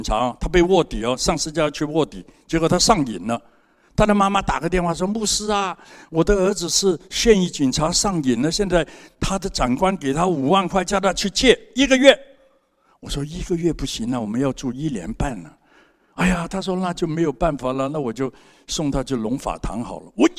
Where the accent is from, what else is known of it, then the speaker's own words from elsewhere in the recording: Hong Kong; moved away as an adult; now in Taiwan; 三十八年前我从香港来，什么都没有。